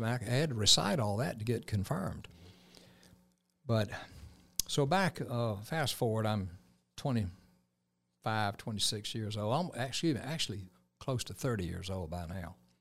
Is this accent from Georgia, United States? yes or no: yes; Columbus, Georgia, United States; Columbus, Georgia is home for me. I moved here, uh, in nineteen fifty-two, nineteen fifty-three as a, a three-year-old